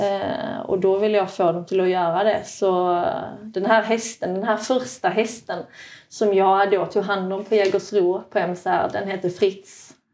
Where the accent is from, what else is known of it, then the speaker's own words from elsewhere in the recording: Sweden; moved away; also born or lived in Norway; känd i Sverige som en tjej som kommer från Norge men jag är ju egentligen svensk